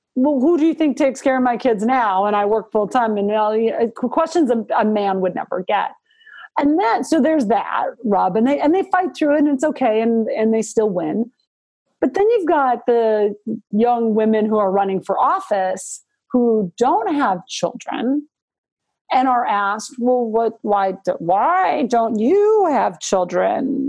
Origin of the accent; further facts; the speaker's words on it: Butte, Montana, United States; now in Virginia, United States; I grew up in Montana